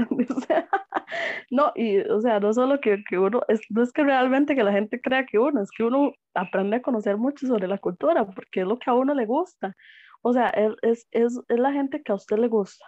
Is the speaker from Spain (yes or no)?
no; Costa Rica; nosotros como costarricenses